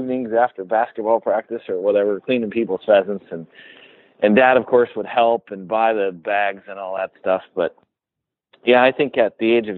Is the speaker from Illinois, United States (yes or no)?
no; South Dakota, United States; I was born in South Dakota.